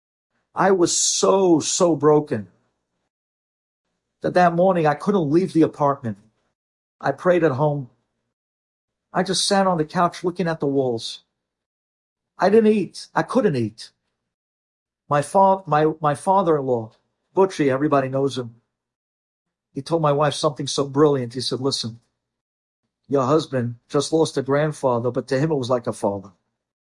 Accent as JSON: {"language": "English", "country": "United States", "tie": "born or raised there", "also_born_or_lived": "Israel", "said": "We had no family growing up in America."}